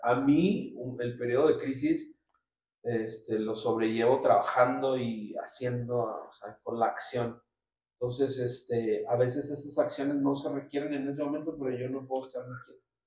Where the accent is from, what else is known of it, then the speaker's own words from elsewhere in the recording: Nuevo Laredo, Tamaulipas, Mexico; moved away as an adult; now in Mexico City, Mexico; Yo soy originario de Nuevo Laredo, Tamaulipas.